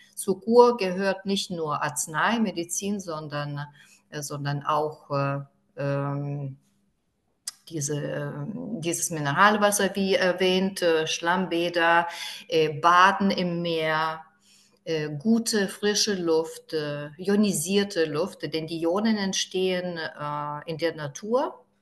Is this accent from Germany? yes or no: no; Druskininkai, Alytus County, Lithuania; German is a second language; ich bin aufgewachsen in Ruskininkai